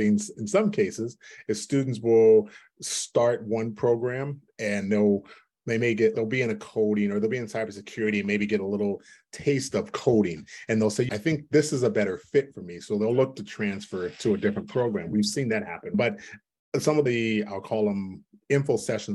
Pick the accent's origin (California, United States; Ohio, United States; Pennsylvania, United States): California, United States; East Bay; where we grew up in the East Bay at the time, back in the mid 80s